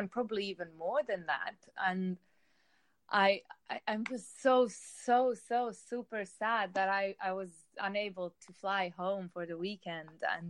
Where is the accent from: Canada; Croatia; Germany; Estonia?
Croatia; Zagreb, City of Zagreb; moved away as an adult; now in London, United Kingdom; I come from Zagreb, Croatia. I've been living in London for the past 4 years